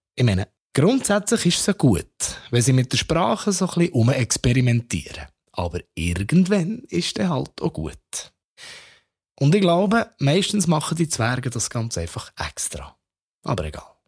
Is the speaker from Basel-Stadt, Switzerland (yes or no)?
no; Bern, Switzerland; als Berner